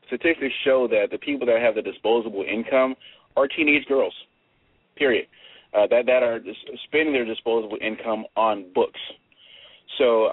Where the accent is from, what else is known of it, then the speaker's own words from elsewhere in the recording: New York, United States; I'm from New York